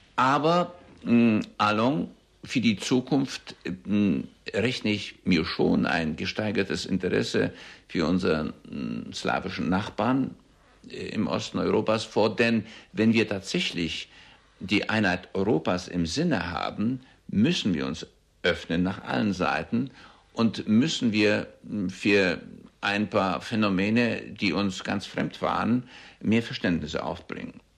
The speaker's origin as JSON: {"language": "German", "town": "Łódź", "region": "Łódź Voivodeship", "country": "Poland", "tie": "born or raised there", "also_born_or_lived": "Weimar", "first_language": "German", "moved": "as an adult", "lives_now": "Germany", "said": "Denn ich bin in Polen geboren, habe zu Hause Deutsch gesprochen mit meinen Eltern und in der Schule Polnisch. So dass ich äh, bilingual erzogen, gewachsen und gebildet wurde"}